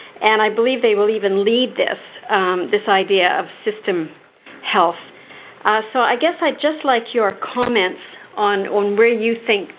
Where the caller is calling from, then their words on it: Toronto, Ontario, Canada; Hello. I'm calling from St. Michael's Hospital in Toronto, Ontario, Canada.